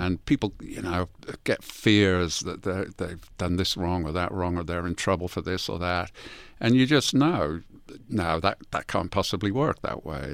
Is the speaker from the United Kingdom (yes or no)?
yes; England, United Kingdom; moved away; I'm from England.